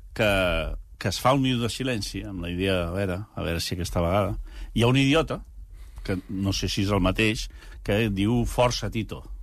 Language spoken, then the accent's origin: Catalan; Catalonia, Spain; com a catalans